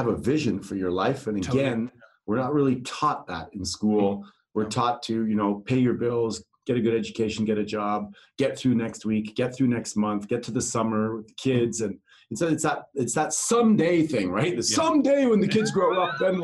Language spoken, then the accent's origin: English; Netherlands; moved away; I'm from Holland.